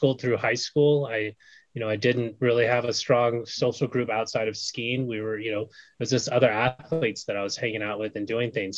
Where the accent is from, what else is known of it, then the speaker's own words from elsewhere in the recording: Bay Area, California, United States; also born or lived in Brooklyn, New York; I moved from Brooklyn out to California with my grandparents when I was 1. So I pretty much grew up in the Bay Area in California